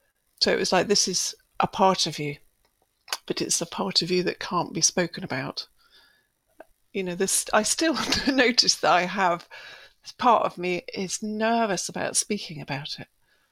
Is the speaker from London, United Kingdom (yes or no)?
no; Edinburgh, Scotland, United Kingdom; born there; I was born in Edinburgh, like Nicky, so my birth mother had come across to Scotland to safely give birth to us both. So I was born in 1959.